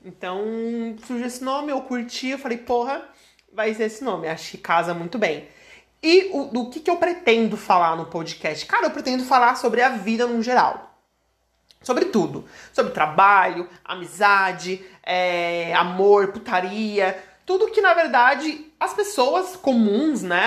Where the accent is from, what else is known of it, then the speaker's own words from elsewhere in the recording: Criciúma, Santa Catarina, Brazil; sou de Criciúma, Santa Catarina